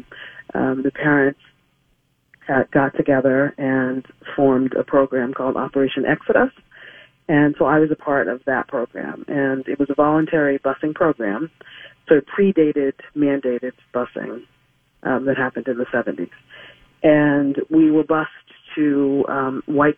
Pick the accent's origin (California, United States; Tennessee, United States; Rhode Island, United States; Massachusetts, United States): Massachusetts, United States; Boston; I was born in Boston, and initially we lived in Roxbury, which was predominantly Black community, and then moved from Roxbury to a part of Dorchester, which is so these are communities within Boston proper